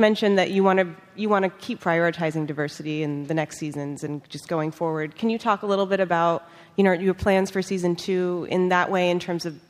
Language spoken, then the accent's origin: English; San Diego, California, United States; moved away as an adult; now in New York, United States; I'm from San Diego